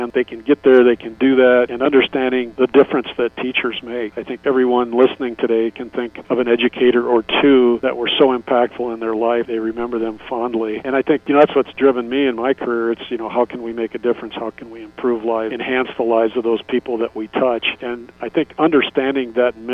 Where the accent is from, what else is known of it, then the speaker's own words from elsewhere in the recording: Geneva, Iowa, United States; also born or lived in Carroll, Iowa; now in Mason City, United States; I'm originally from Geneva, North Iowa, so I knew Mason City